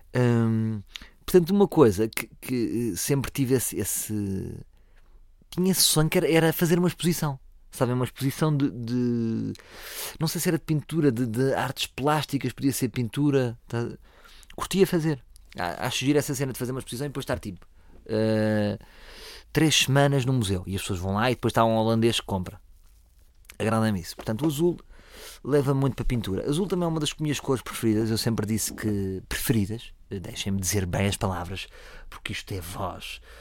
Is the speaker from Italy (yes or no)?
no; Lisbon, Portugal; eu sou de Lisboa, portanto, eu tenho muito mais ADN de Lisboa.